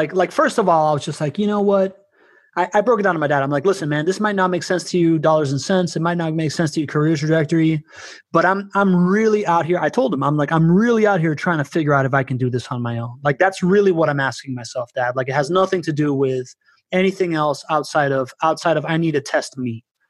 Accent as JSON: {"language": "English", "country": "Venezuela", "said": "I come from Venezuela."}